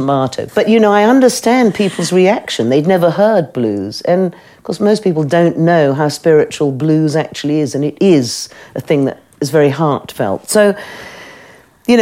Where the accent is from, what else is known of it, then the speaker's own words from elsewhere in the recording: United Kingdom; I'm British